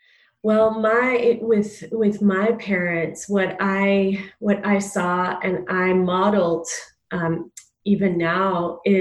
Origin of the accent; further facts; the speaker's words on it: Jamaica; So I came from, you know, you would say I came from the West. I'm born in Jamaica.